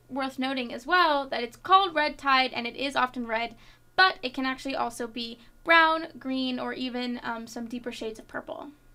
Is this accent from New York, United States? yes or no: no; Florida, United States; moved away; my home state of Florida